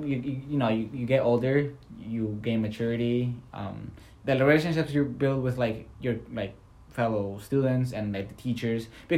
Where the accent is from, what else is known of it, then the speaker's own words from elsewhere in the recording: Canada; because I came from Canada, I know English.